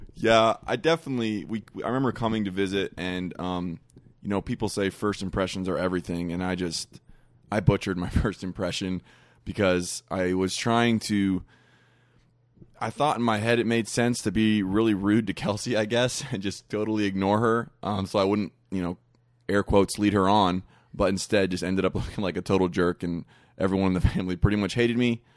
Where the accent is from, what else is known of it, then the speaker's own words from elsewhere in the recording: Kentucky, United States; we're from Kentucky, so we were, went back to Kentucky